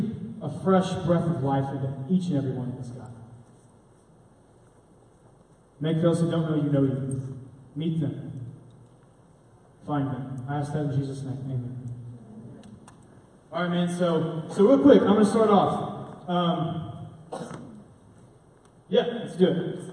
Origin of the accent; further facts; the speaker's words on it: Arlington, Texas, United States; also born or lived in Granbury, Texas; I grew up in Arlington, Texas. I was born in Granbury, moved to Arlington when I was a baby